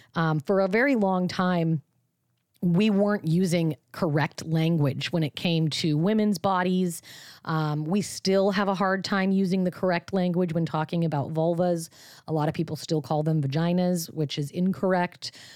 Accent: Washington, United States; Washington, my home state

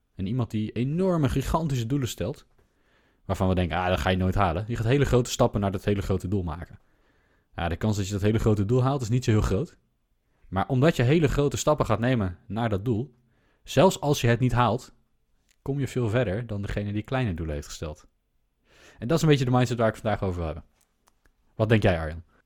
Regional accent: Netherlands; wij als Nederlanders

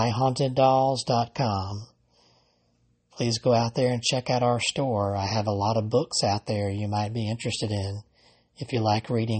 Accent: Alabama, United States; from right here in Alabama, my home state

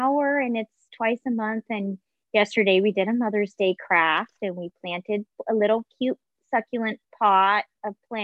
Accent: Orange County, California, United States; also born or lived in Mesa, Arizona; was born in Arizona, in Mesa, Arizona, but grew up primarily in Orange County, California, where I lived from the time I was 11 until I went away to college.

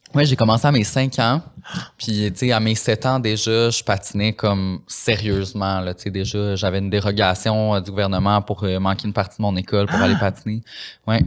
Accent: Saint-Lin–Laurentides, Quebec, Canada; je viens de Saint-Lin

